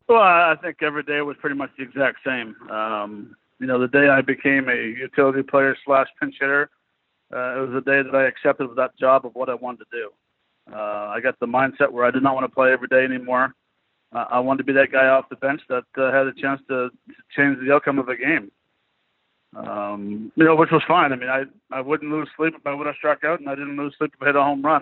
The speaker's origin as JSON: {"language": "English", "town": "Montreal", "region": "Quebec", "country": "Canada", "said": "a Canadian player from Montreal"}